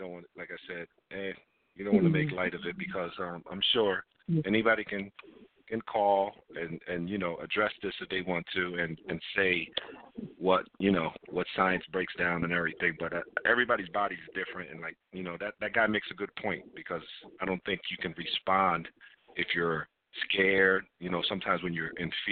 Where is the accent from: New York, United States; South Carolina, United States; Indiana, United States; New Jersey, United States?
New Jersey, United States; I'm from Jersey